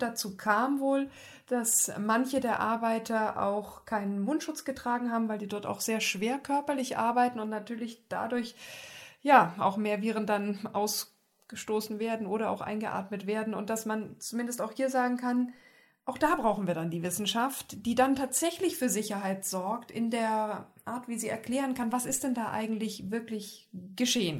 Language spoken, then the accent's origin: German; Bavaria, Germany; now in Baden-Württemberg, Germany; als Bayerin